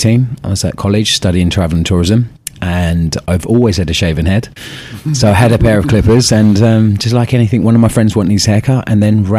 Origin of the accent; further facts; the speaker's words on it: Maidstone, South East England, United Kingdom; moved away as an adult; also born or lived in North London; now in London, United Kingdom; originally, I'm from Maidstone, Kent, which is, I'd say, it's probably about an hour away from London, down south. And yeah, that's where I was born and bred